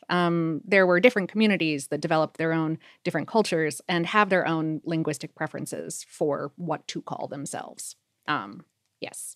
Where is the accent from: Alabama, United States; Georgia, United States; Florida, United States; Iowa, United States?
Florida, United States; South; now in Atlanta, United States; growing up in South Florida